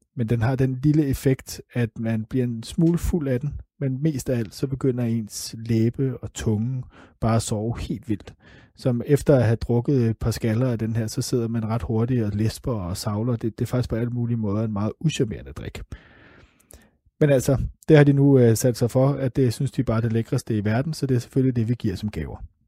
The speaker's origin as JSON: {"language": "Danish", "country": "Denmark", "said": "Vi har som danskere et af de allerbedste pas i hele verden."}